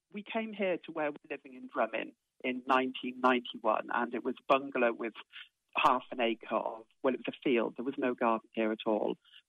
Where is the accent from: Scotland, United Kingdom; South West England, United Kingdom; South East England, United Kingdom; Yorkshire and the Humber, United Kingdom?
South East England, United Kingdom; Oxford; moved away as an adult; now in Ireland; When I first came to Ireland in 1981, I came from Oxford with my husband, and we bought a cottage down a very quiet country road with an acre of land